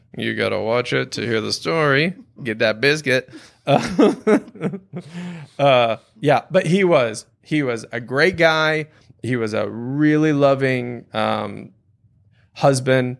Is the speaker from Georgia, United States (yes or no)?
no; Louisiana, United States; growing up in Louisiana